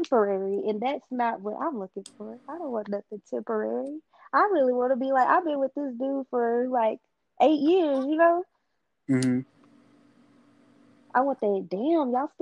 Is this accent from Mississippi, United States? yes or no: no; Jasper, Texas, United States; from Jasper